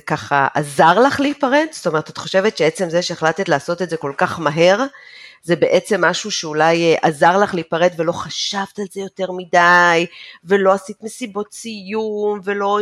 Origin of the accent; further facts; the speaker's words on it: Israel; moved away as an adult; אני יצאתי מישראל במחשבה שאני יוצאת לשלוש שנים, הרילוקיישן שלי נגמר אחרי עשר שנים